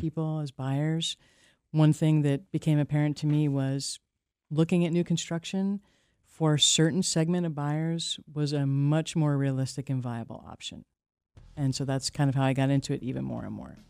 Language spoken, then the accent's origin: English; New York, United States; moved away as an adult; now in Maine, United States; I come from a multi-generation construction family in New York